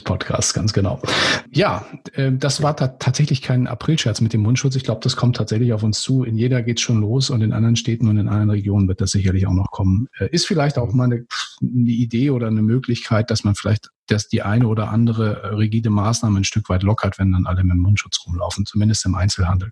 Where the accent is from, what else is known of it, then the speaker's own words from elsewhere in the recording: Northern Germany, Germany; als Norddeutscher